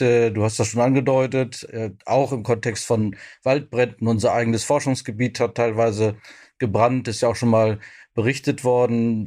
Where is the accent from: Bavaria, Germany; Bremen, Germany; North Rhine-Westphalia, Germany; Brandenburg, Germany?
Brandenburg, Germany; bei uns in Brandenburg